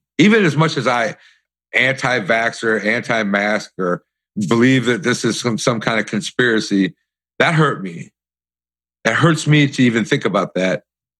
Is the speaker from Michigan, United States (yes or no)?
yes; Detroit, Michigan, United States; I saw this when I was growing up in Detroit. We were living on a street in Redford Township that the Black Panthers were taking over. And we moved into my grandparents' house because we had to get out of ours.